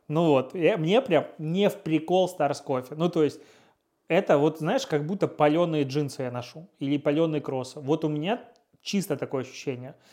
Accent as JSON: {"language": "Russian", "town": "Pinsk", "region": "Brest Region", "country": "Belarus", "moved": "as an adult", "lives_now": "Russia", "said": "я из Пинска"}